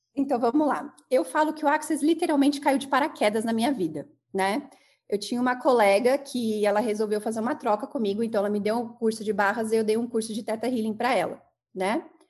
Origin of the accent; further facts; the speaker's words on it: São Bernardo do Campo, São Paulo, Brazil; Sou natural de São Bernardo, né? Tem uma mistura aí do sul, do, do Paraná, mas eu sou de São Bernardo